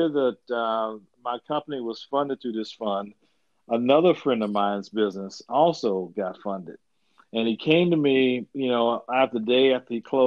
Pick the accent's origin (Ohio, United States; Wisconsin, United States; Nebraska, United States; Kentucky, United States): Kentucky, United States; Louisville; I'm from Louisville, Kentucky, home of Muhammad Ali